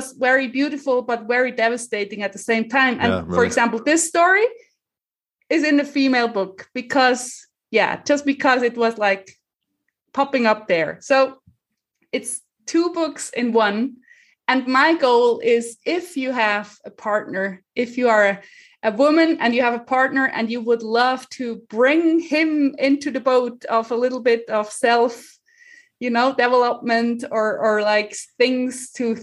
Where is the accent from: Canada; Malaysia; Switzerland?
Switzerland; English is a second language; we speak Swiss German